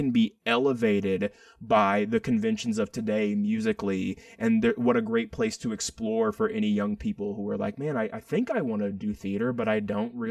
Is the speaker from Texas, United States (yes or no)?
yes; Athens, Texas, United States; also born or lived in Austin, Texas; I grew up in Athens, Texas, which is, you know, Friday Night Lights, East Texas